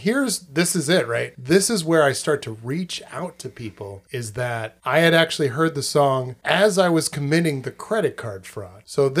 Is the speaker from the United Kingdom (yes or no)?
yes; South West England, United Kingdom; Yes, I'm from merry old England, I is. I'm from Cornish. That's a place, right? No, that's yeah. a language. I'm from Cornwall.